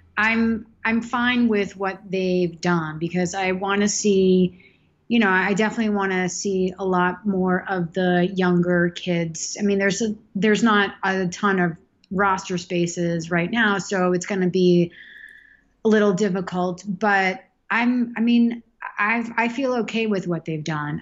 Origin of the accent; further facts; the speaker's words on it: Boston, Massachusetts, United States; moved away as an adult; also born or lived in Nantasket Beach, Massachusetts / Amherst, Massachusetts / California; now in Boston, United States; I grew up in South Boston and Nantasket Beach